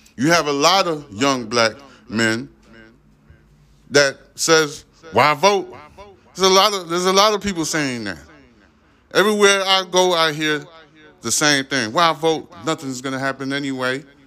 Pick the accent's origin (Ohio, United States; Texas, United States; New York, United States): New York, United States; New York City; I was born in Brooklyn, New York.